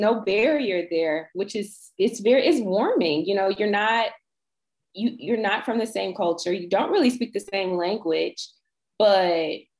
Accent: United States; I'm from America but I'm like returning to my roots

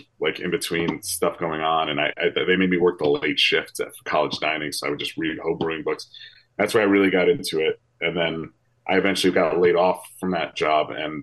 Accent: New Jersey, United States; I'm from the East Coast, so college football isn't quite as big, and I've never lived in a place where college football was hyped this much

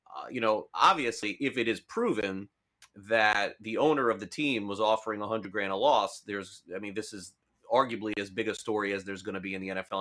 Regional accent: South Florida, United States; this is my hometown. I live in South Florida

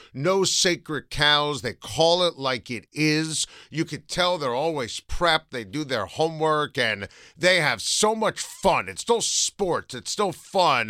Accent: Rockland County, New York, United States; I grew up in Rockland County

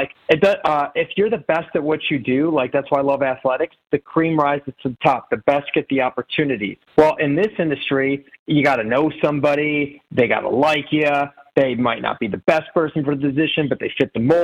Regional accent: Chicago, Illinois, United States; I'm from Chicago

